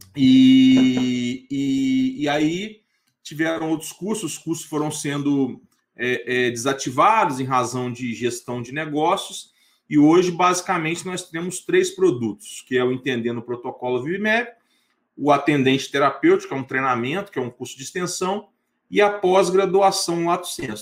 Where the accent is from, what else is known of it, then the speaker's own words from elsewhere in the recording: Itaperuna, Rio de Janeiro, Brazil; also born or lived in Niterói / Vitória, Espírito Santo; now in Goiânia, Brazil; Eu sou natural de Itaperuna, interior do estado do Rio de Janeiro